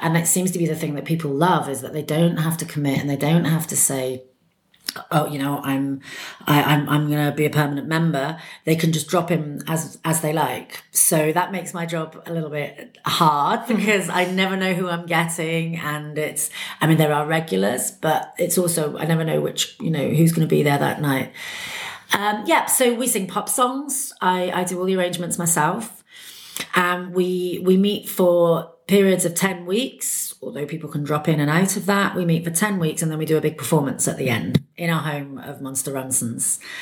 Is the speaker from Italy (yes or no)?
no; Bristol, South West England, United Kingdom; moved away as an adult; also born or lived in London; now in Berlin, Germany; I'm from England. I was born in Bristol, in the west of England.